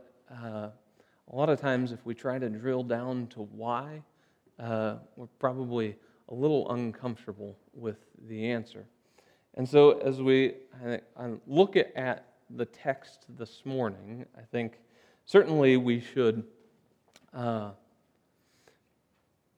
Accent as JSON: {"language": "English", "town": "Bennett", "region": "Nebraska", "country": "United States", "said": "I've never gone to a place outside of southeast Nebraska and said, yeah, I'm from Bennett"}